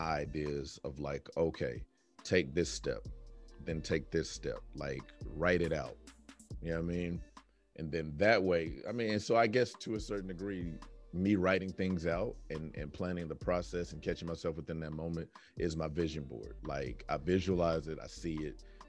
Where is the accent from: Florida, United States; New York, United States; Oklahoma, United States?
Oklahoma, United States; now in Texas, United States; I was born in Texas, but then I really kind of grew up in Oklahoma for like the important years